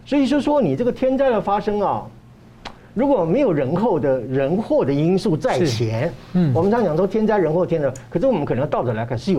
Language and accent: Chinese; Taiwan; 我们呢，生在台湾，长在台湾，死在台湾，葬在台湾。